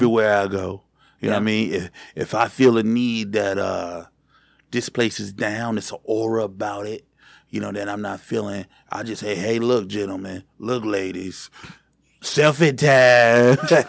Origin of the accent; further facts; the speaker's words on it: Georgia, United States; now in Michigan, United States; Because I'm from Georgia, I'm up in Michigan, and Michigan's heat is a little dangerous, baby.